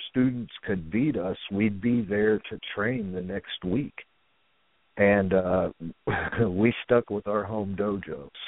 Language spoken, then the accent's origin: English; Dayton, Ohio, United States; um, I spent, uh, I guess, maybe the ch- my childhood uh, around Dayton, Ohio area.